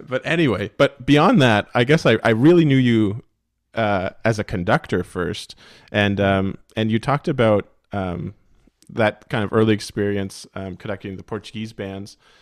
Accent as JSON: {"language": "English", "region": "the Maritimes", "country": "Canada", "tie": "born or raised there", "said": "growing up in the Maritimes"}